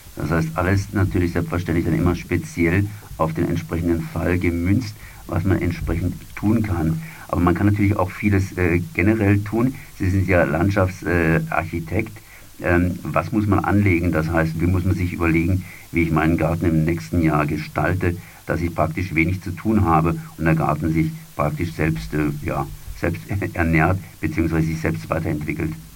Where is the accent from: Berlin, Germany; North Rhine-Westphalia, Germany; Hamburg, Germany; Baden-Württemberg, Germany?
Baden-Württemberg, Germany; Freiburg; bei uns in Freiburg